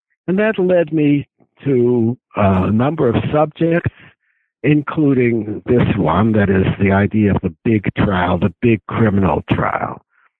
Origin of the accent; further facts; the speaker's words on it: Chicago, Illinois, United States; born there; Well, I was born in Chicago, which I think is irrelevant, but it's a great city.